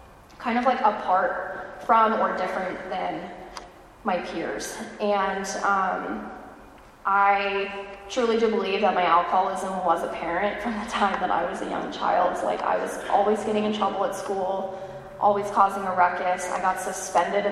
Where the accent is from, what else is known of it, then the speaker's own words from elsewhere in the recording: California, United States; moved away as an adult; now in Raleigh, United States; I was born and raised in California